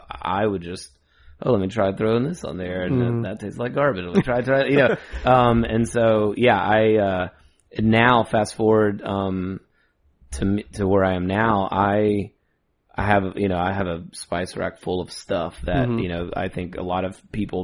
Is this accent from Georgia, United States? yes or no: yes; Douglasville, Georgia, United States; I live in Douglasville, still currently, and born and raised in Douglasville proper